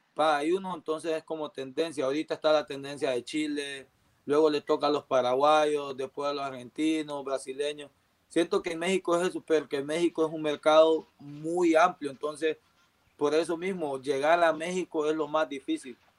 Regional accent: La Ceiba, Atlántida, Honduras; moved away; Ceiba, donde, donde nací

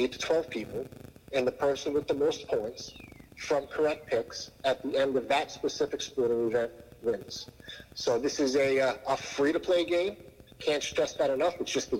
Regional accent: Long Island, New York, United States; I grew up on Long Island, New York.

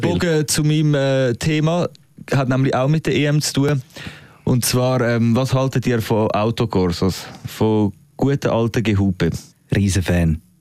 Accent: Switzerland; als Schweizer

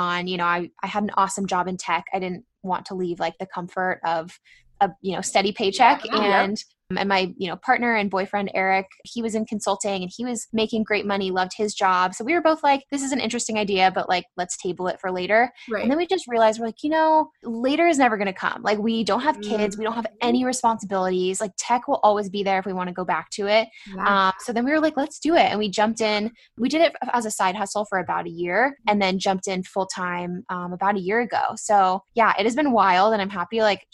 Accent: San Diego, California, United States; also born or lived in San Francisco; I'm from San Diego. I grew up here

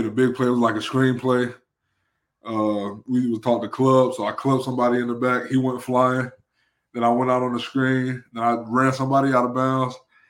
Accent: Charlotte, North Carolina, United States; born or raised there

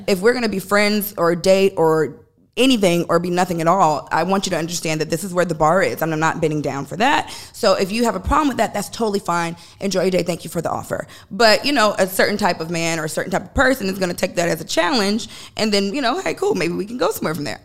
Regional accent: Chicago, Illinois, United States; moved away; we're from Chicago

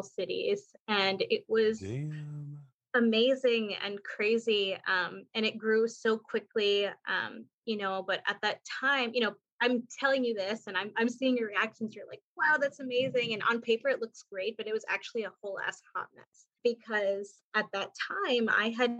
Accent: New York City, New York, United States; moved away as an adult; also born or lived in South Florida; now in Portland, United States; I'm from New York, grew up in Queens, kind of bounced around after I graduated college.

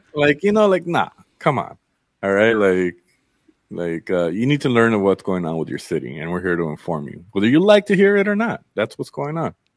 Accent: Inglewood, California, United States; also born or lived in Culver City, California / Zacatecas, Mexico (family origin) / Berkeley, California; I grew up in Inglewood and Culver City back and forth

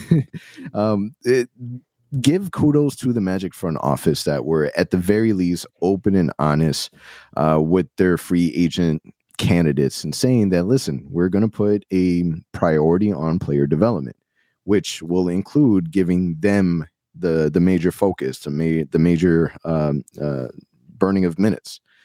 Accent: Orlando, Florida, United States; I'm born and raised in Orlando.

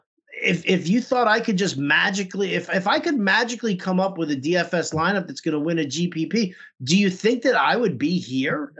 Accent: New York, United States; moved away as an adult; now in San Francisco, United States; I'm originally from New York and moved out to San Francisco back in 2007

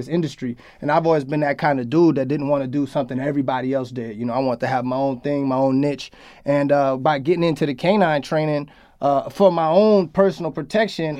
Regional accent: Oakland, California, United States; moved away as an adult; also born or lived in Washington; now in Los Angeles, United States; I moved from Washington, I came back to the Bay, but I was like, I don't want to go back to Oakland

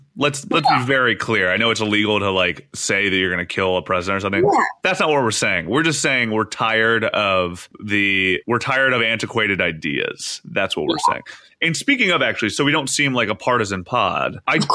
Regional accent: Canada; I only have a Canadian passport, which kind of weirds me out.

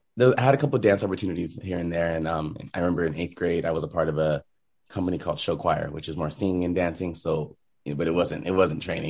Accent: Rancho Cucamonga, California, United States; I grew up in Rancho Cucamonga, so very kind of diverse area

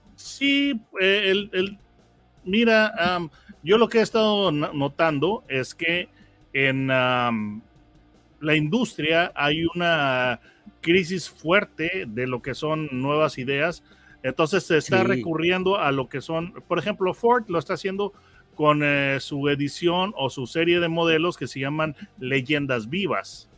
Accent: Mexico; aquí nosotros tenemos un dicho en México

